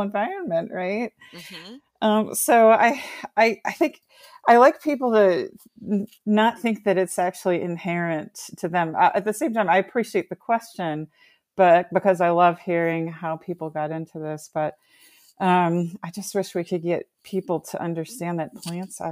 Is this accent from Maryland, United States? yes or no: yes; Bowie, Maryland, United States; I grew up in Bowie in Prince George's County